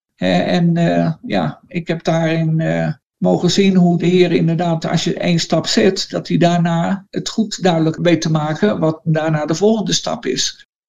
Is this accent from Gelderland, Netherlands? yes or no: yes; Randwijk, Gelderland, Netherlands; moved away as an adult; now in La Paz, Bolivia; Ik ben geboren in Randwijk. Ik dacht dat er toen niet van twaalfhonderd mensen woonden onder aan de dijk. Net buiten het dorp, daar, eh, daar ben ik opgegroeid, op het platteland.